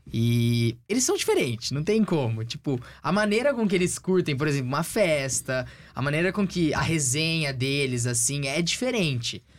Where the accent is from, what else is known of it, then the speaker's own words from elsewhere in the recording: Brazil; moved away as an adult; now in United States; quando eu saí do Brasil lá em agosto do ano passado